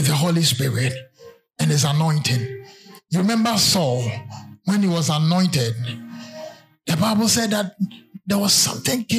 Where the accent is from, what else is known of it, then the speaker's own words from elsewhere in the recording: Berekum and Sunyani, Bono, Ghana; I remember when I was in class 4. Because, I mean, you were intelligent. I was moved from Brekum to Sunyane to stay with my uncle to go to a better school.